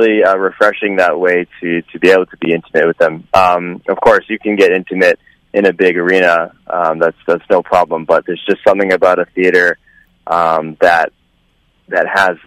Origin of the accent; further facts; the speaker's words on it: Vancouver, British Columbia, Canada; my hometown, Vancouver